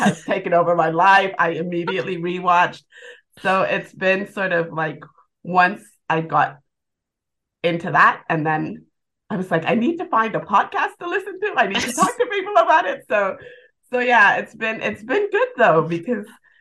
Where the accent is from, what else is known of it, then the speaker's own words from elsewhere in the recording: Bahamas; now in United Kingdom; I'm from the Bahamas and I've been living in the UK for about 12 years.